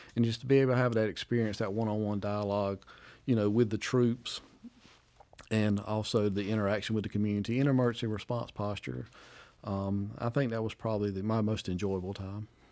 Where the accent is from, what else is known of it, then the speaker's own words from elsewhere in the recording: Wade, North Carolina, United States; Community of Wade where I grew up